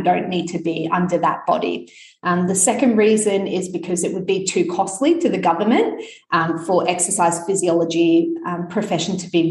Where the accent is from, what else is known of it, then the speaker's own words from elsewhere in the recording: Sunshine Coast, Queensland, Australia; now in Brisbane, Australia; I grew up and studied on the Sunshine Coast